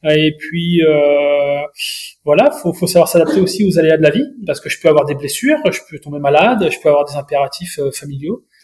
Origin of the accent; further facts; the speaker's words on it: Mayenne, Pays de la Loire, France; chez moi en Mayenne